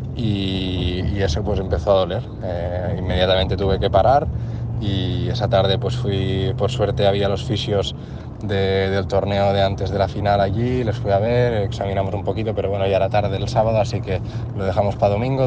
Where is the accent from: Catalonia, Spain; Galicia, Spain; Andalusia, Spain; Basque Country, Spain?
Catalonia, Spain; Moià; de Moyá, de mi pueblo